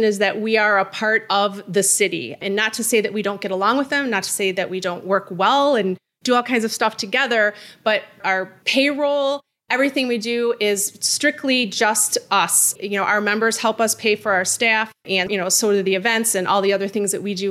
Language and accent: English; Royal Oak, Michigan, United States; also born or lived in Key West, Florida / Los Angeles; I was actually not born in Royal Oak, but I have lived here my entire life, except for a short stint